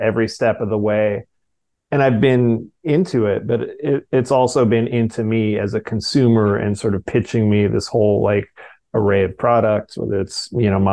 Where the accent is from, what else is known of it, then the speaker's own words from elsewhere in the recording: Fresno, California, United States; the local karate classes in Fresno, which is where I grew up in Central California